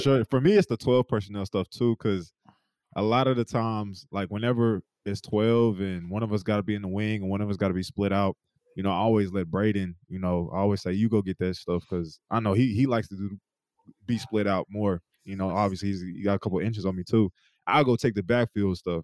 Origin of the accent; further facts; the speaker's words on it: East Coast, United States; moved away as an adult; Me and Trey Sermon, you know, we came we came from the East Coast